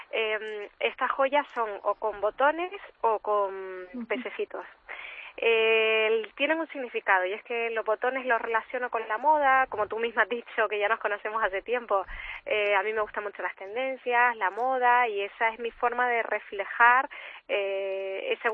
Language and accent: Spanish; Canary Islands, Spain; accent: Canarian; yo soy canaria, como se me estará oyendo